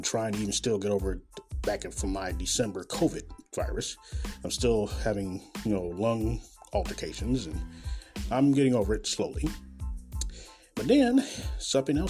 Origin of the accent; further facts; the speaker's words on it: Kansas City, Missouri, United States; Coming live and direct, as always, from Kansas City, Missouri, my hometown